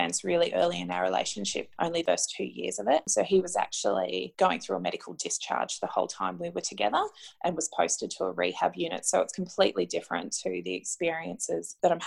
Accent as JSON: {"language": "English", "town": "Brisbane", "region": "Queensland", "country": "Australia", "said": "We're both from Brisbane, so both sets of grandparents are here in Brisbane as well"}